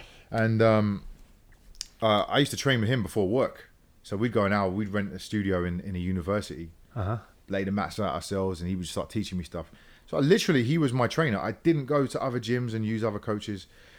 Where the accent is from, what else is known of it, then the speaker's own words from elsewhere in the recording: London, United Kingdom; moved away; Yeah, I grew up in London.